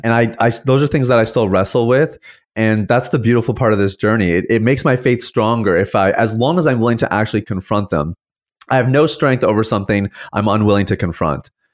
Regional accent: Saskatchewan, Canada; now in St. Catharines, Canada; I was actually born and raised in the prairies.

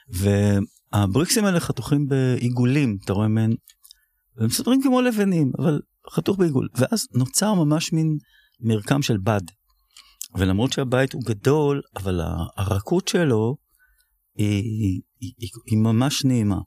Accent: Tel Aviv, Tel Aviv District, Israel; אני גדלתי בתל אביב

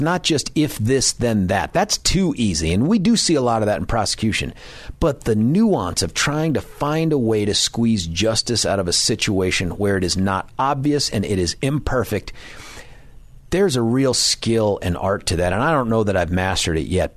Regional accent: San Diego, California, United States; also born or lived in Colorado; now in Denver, United States; That's totally my hometown.

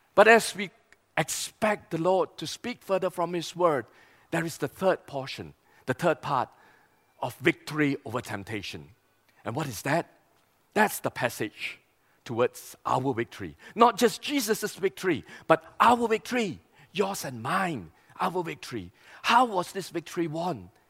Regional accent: East Malaysia, Malaysia; we come from East Malaysia

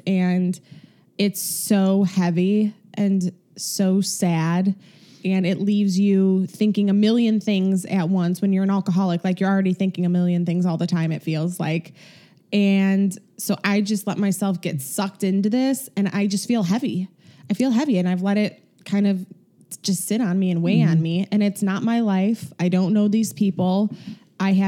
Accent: Chicago, Illinois, United States; accent: Chicago; my Chicago accent

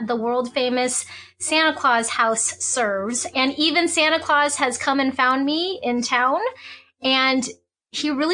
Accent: Hong Kong; moved away; I was born in Hong Kong and my father is from China. My mom's from Hong Kong

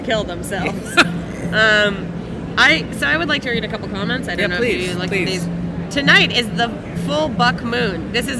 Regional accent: California, United States; we're both from California

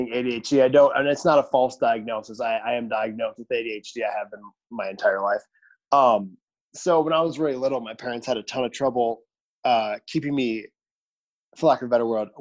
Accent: Sturgeon Bay, Wisconsin, United States; I'm from Island Peninsula in Sturgeon Bay, Wisconsin

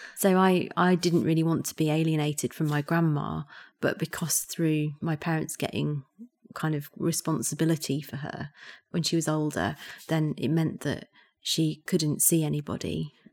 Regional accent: Yorkshire and the Humber, United Kingdom; moved away; I'm from Yorkshire, and I rarely go back to Yorkshire

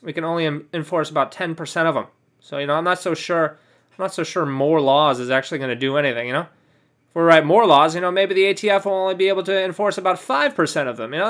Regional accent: California, United States; I'm from California. You know, that's my hometown

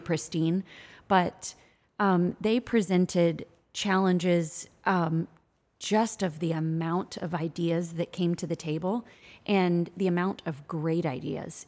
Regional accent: Midwest, United States; I'm from the Midwest

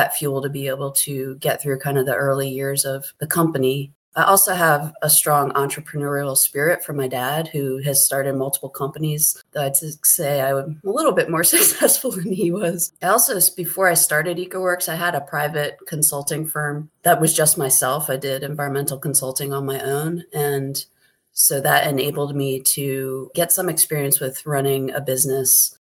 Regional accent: Pennsylvania, United States; also born or lived in California / Oregon; now in Howard County, Maryland, United States; I am from Pennsylvania

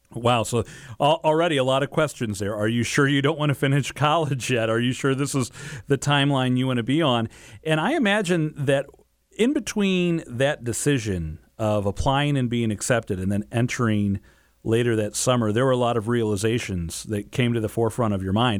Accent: St. Louis, Missouri, United States; we grew up in Saint Louis. We still live in Saint Louis

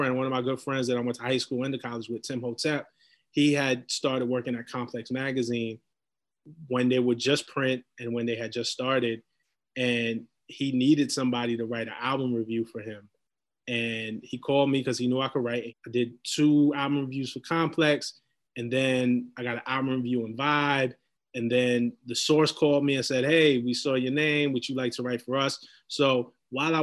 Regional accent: New York City, New York, United States; We grew up in Flatbush, Brooklyn

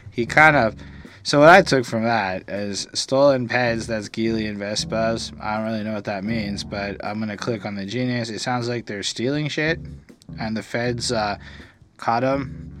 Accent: Streatham, London, United Kingdom; I grew up in Streatham.

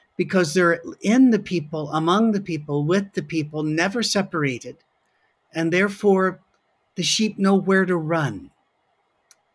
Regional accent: Scotland, United Kingdom; as a Scot

